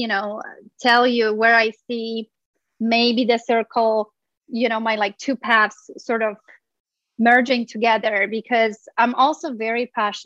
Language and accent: English; Poland; now in Los Angeles, United States; I grew up in Poland